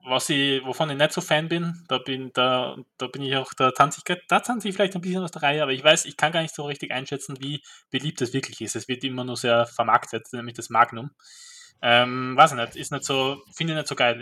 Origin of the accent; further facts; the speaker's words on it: Graz, Styria, Austria; bei uns in Graz